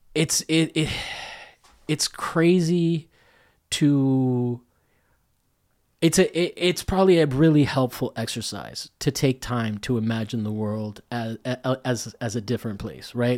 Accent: Rome, Lazio, Italy; moved away; I grew up in Rome

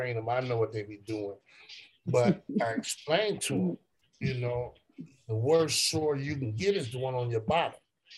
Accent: California, United States; I grew up in California

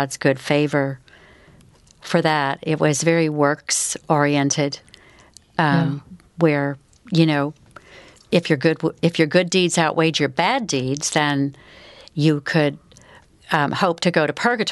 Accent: California, United States; now in Dallas, United States; my hometown in California

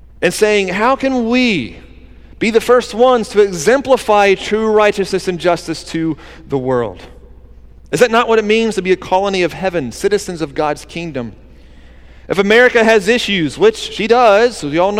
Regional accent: Georgia, United States; now in Wilmington, United States; my hometown in Georgia

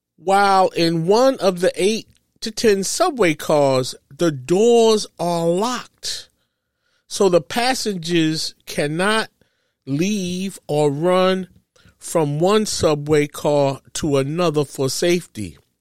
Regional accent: New York City, New York, United States; I grew up in New York City

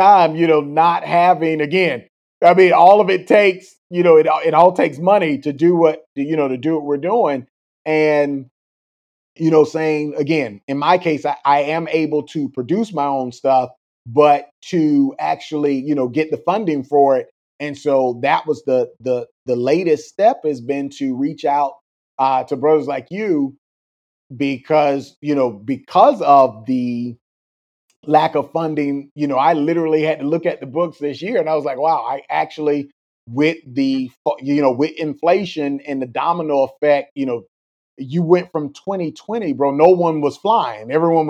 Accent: Florida, United States; again, growing up in South Florida, Cuba, Venezuela, they will tell you they don't have anywhere else to go

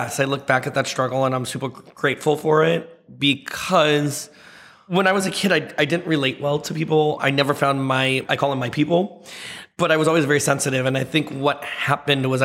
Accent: the Valley, California, United States; also born or lived in Seattle; I grew up in the Valley

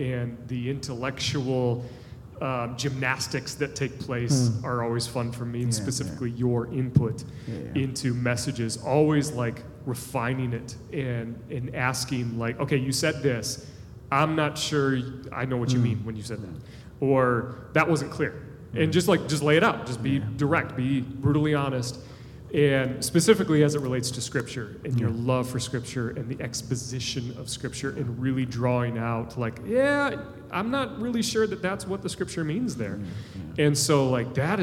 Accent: United States; as American Christians

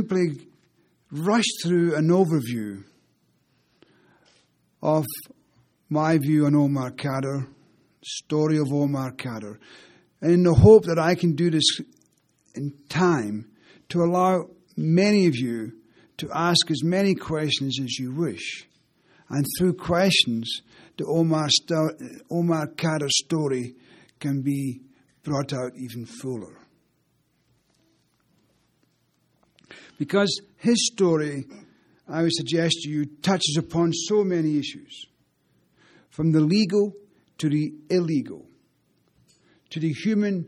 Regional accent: Lochee, Scotland, United Kingdom; I'm from Lockheed

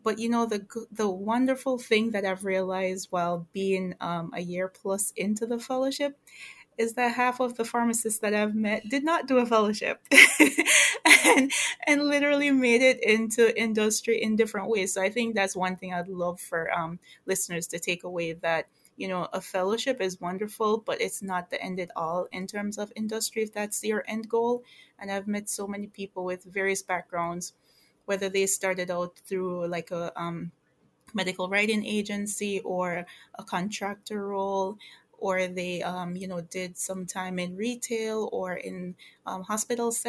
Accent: Jamaica; moved away as an adult; now in United States; I am originally from Jamaica. I migrated here to go to college

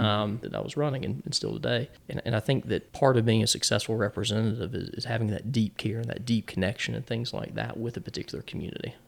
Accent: Smithfield, North Carolina, United States; also born or lived in Columbia, South Carolina; I grew up in Smithfield, the big city

